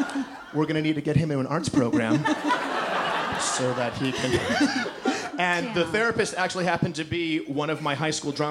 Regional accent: Detroit, Michigan, United States; I grew up in Detroit, and I went to school in a relatively rough neighborhood called Detroit.

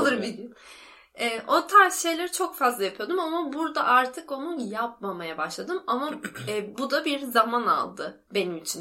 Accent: İzmir, Turkey; moved away as an adult; benim memleketim ya. Ankara değil İzmir

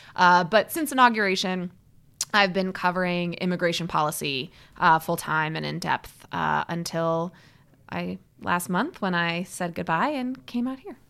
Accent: Midwest, United States; also born or lived in Seattle, Washington / Chicago; I grew up mostly in the Midwest

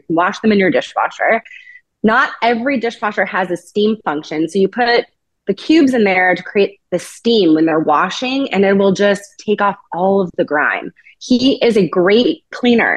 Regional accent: Sonoma, California, United States; I grew up in Sonoma

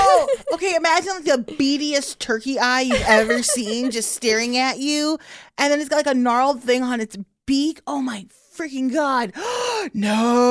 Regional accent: Chicago, Illinois, United States; I'm from Chicago.

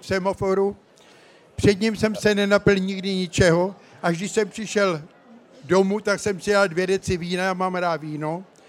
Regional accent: České Budějovice, South Bohemian Region, Czechia; moved away; jsem tady v Českých Budějovicích, protože své mládí jsem prožil v Nemanicích

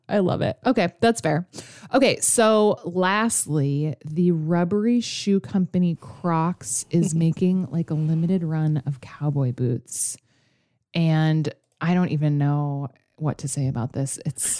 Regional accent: Alaska, United States; because I grew up in Alaska.

